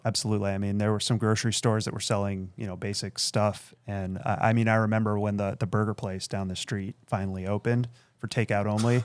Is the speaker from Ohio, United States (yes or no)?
yes; Akron, Ohio, United States; also born or lived in Beersheba, Israel; now in Chicago, United States; I grew up in Akron, Ohio